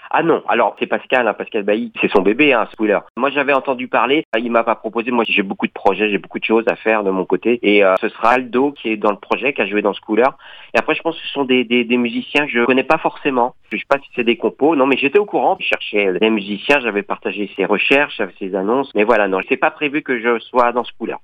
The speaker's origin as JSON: {"language": "French", "town": "Nantes", "region": "Pays de la Loire", "country": "France", "said": "je suis nantais d'origine"}